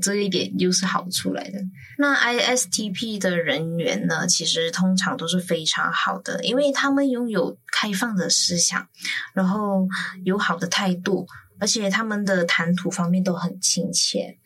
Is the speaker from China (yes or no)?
no; Malaysia; now in Taiwan; 我一个马来西亚人